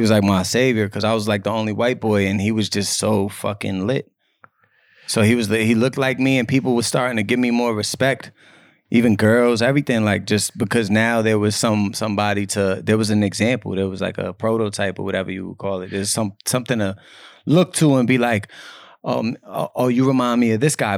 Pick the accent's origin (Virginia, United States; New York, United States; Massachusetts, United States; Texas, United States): Massachusetts, United States; Cambridge; I'm from Cambridge, Massachusetts